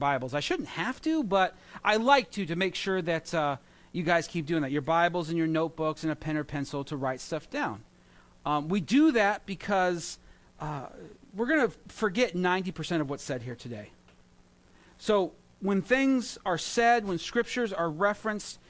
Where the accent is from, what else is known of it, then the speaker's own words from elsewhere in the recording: Santa Maria, California, United States; now in New York, United States; when I was growing up in California, I had county fairs, and I would go to that, and they were fun. You know, you go to the county fair or the strawberry festival in Santa Maria, where I grew up